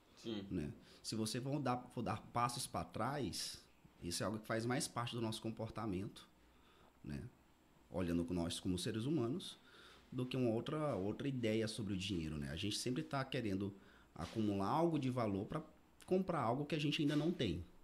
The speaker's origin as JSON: {"language": "Portuguese", "town": "Araguaína", "region": "Tocantins", "country": "Brazil", "tie": "born or raised there", "also_born_or_lived": "Belém / Paragominas / Rio de Janeiro", "moved": "as an adult", "lives_now": "Goiânia, Brazil", "said": "sou natural daqui de Araguaína, né? Nasci e me criei aqui. Fiquei aqui até 2015"}